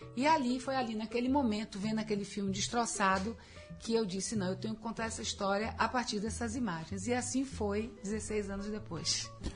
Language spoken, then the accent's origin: Portuguese; Bahia, Brazil; nascer numa família né, na Bahia é, sou baiana